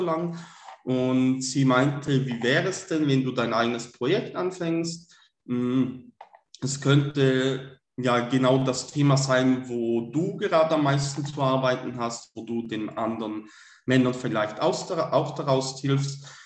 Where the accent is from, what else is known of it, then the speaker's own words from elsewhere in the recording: Switzerland; komme aus der Schweiz, bin gebürtiger Schweizer